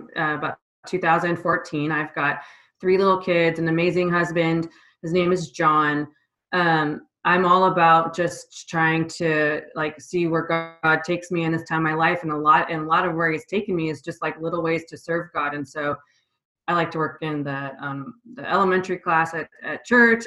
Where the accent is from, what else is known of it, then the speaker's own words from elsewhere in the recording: Vancouver, Washington, United States; also born or lived in Portland, Oregon; now in Seattle, United States; I grew up in Vancouver, Washington, and the Portland area. And then I moved up here after I got out of the Army. And I've been up in the Seattle area ever since